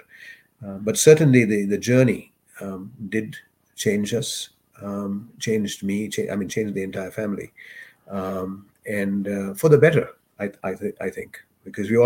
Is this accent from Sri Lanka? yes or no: yes; Sri Lanka; first language English; moved away as an adult; also born or lived in Dubai; now in Canada; when I was in Sri Lanka, we didn't have a lot of things